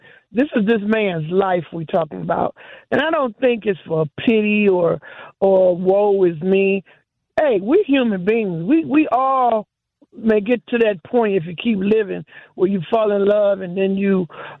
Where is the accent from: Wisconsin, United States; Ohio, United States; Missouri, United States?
Wisconsin, United States; Milwaukee; I was born and raised in Milwaukee.